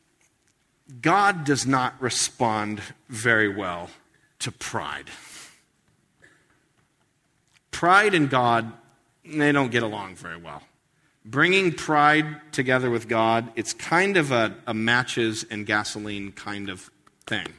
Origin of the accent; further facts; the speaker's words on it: United States; being an American